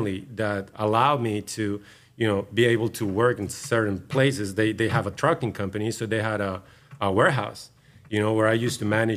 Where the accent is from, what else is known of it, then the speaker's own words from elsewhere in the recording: Guadalajara, Jalisco, Mexico; moved away as an adult; I'm originally from Guadalajara